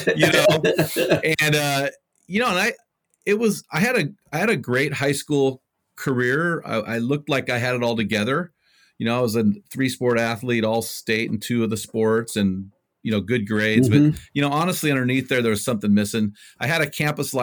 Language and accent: English; Cal Poly, California, United States; Cal Poly, which is my hometown